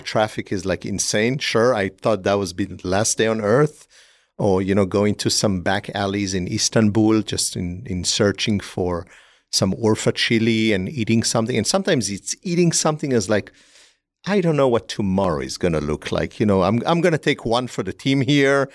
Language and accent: English; Israel; moved away; growing up in Israel